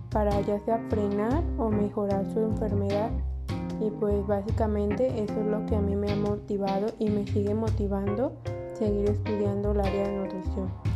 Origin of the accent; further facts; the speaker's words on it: Guadalajara, Jalisco, Mexico; nací en Guadalajara y estudié nutrición en la Universidad de Guadalajara